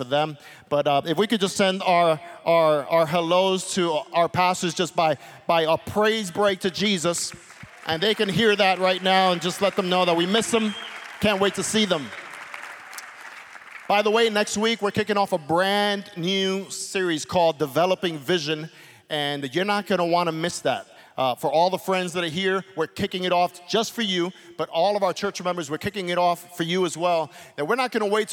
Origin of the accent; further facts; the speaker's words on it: New York City, New York, United States; As a kid growing up in Brooklyn, my parents would oftentimes take me to a place called Coney Island